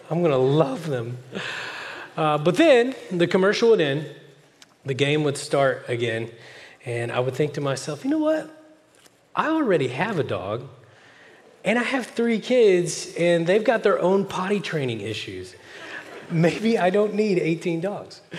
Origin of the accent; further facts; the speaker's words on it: California, United States; now in Oklahoma, United States; But then when uh, an Oklahoman finds out I'm a Californian, they will say questions like this